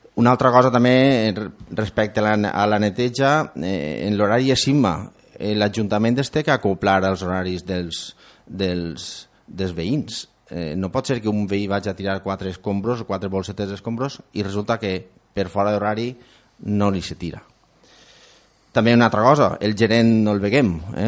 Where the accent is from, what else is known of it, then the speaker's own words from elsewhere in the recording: Ondara, Valencian Community, Spain; som gent d'Ondara i per a Ondara